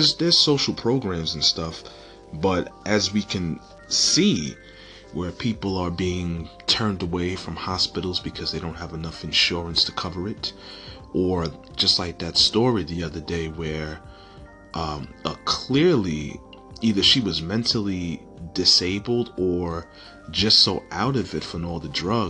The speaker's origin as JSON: {"language": "English", "region": "New York", "country": "United States", "said": "I come from New York"}